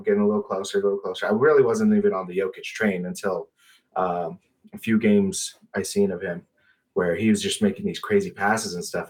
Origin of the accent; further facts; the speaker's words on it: Colorado, United States; I'm a native. Uh, I grew up in Colorado